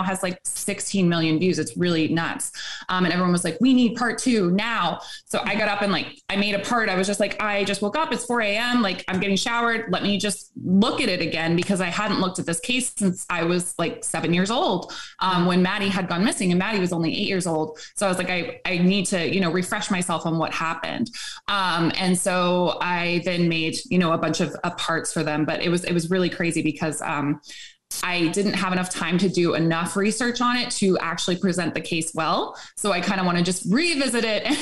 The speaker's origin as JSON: {"language": "English", "town": "Jacksonville", "region": "Florida", "country": "United States", "tie": "born or raised there", "said": "I grew up in Jacksonville, Florida"}